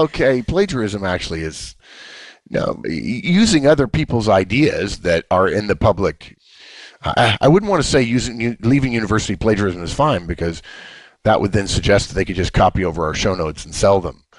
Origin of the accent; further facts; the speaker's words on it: Los Angeles, California, United States; I grew up in Los Angeles, and my parents' families were in Atlanta, Georgia